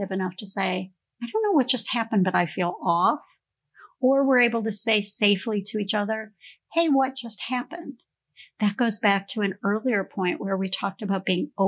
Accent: Canada; moved away; I grew up in Canada

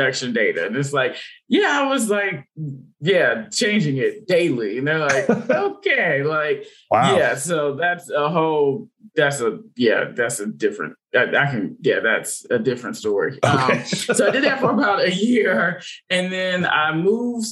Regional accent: Berkeley, California, United States; moved away; I'm originally from California, Bay Area, Berkeley, California.

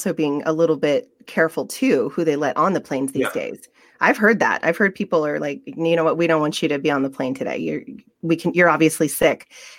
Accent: Japan; Marie and I grew up in Japan and I remember like they never shook hand.

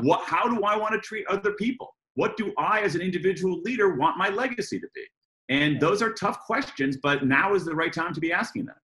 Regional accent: United States; accent: American; I'm an American, um, as, you, as you all can tell by my, my accent

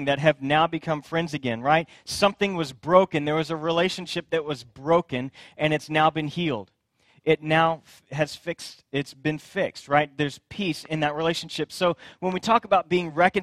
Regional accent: Friendswood, Texas, United States; also born or lived in Katy, Texas; I grew up in Friendswood, which is just outside of Houston, a little bitty town

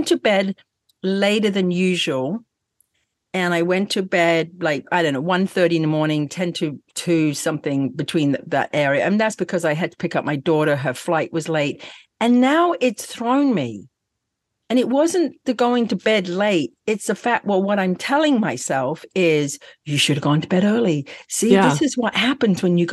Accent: England, United Kingdom; moved away; I never was brought up in Scottsdale. I'm from England

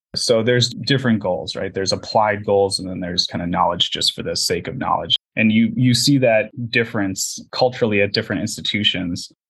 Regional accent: Minnesota, United States; moved away as an adult; also born or lived in Wisconsin / San Jose, California; I wanted to get out of uh, the Midwest because I'm from Minnesota, so I'd only uh, been there.

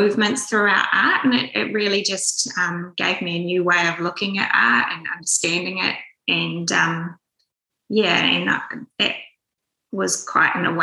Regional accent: Auckland, New Zealand; I was born here in Auckland and grew up on the North Shore

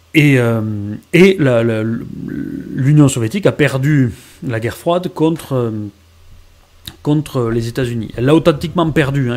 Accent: France; En tant que Français

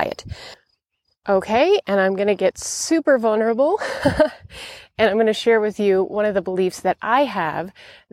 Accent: Montana, United States; moved away; I've traveled to my home state of Montana in the United States

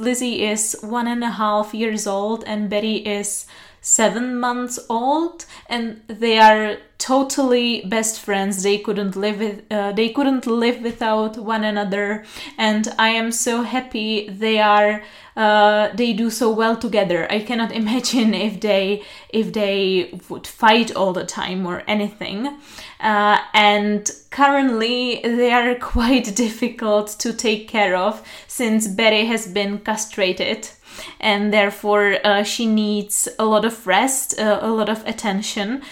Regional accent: Pilsen, Plzeň Region, Czechia; English is a second language; also born or lived in Prague; I was raised and born in Pilsen, and uh, it has always been my hometown

